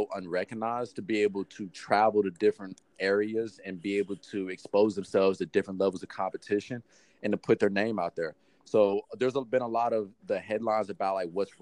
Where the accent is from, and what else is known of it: Huntsville, Alabama, United States; born or raised there; also born or lived in Los Angeles, California